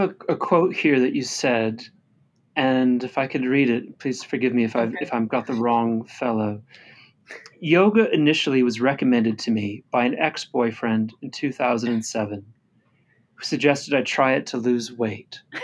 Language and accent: English; United States; as an American